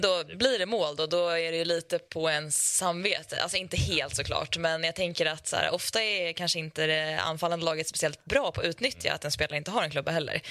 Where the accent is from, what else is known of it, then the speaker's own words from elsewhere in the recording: Leksand, Dalarna County, Sweden; under uppväxten i Leksand